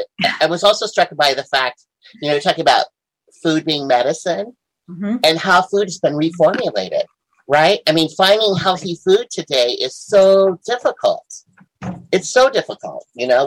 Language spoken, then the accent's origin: English; South Dakota, United States; I grew up in South Dakota, very Midwestern, you know, family.